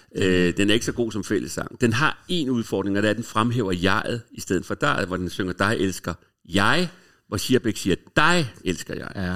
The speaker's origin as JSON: {"language": "Danish", "town": "Copenhagen", "region": "Capital Region of Denmark", "country": "Denmark", "tie": "born or raised there", "also_born_or_lived": "Hamburg", "moved": "as an adult", "said": "jeg er fra Vesterbro, og boede på Vesterbros Torv, gik i skole på Frederiksberg, så hele min barndom gik jeg op igennem det nye teater"}